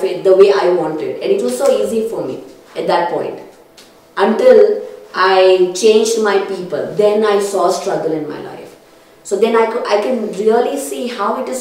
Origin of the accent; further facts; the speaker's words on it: Kurnool, Andhra Pradesh, India; growing up in Karnool